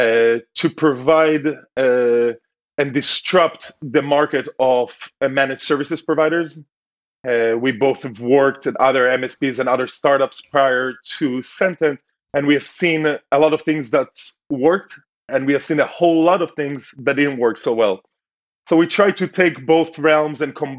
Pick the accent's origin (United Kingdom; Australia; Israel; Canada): Israel; Tel Aviv, Tel Aviv District; moved away as an adult; also born or lived in United States; Grew up in Tel Aviv, so very keen to a city environment.